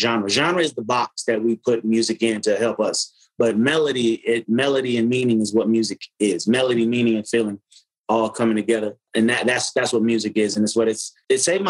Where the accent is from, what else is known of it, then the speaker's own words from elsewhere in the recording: Las Vegas, Nevada, United States; We did a lot of our growing up in Nevada, Las Vegas